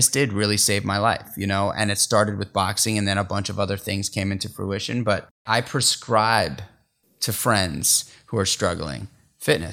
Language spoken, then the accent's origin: English; New York City, New York, United States; I grew up in New York City in Manhattan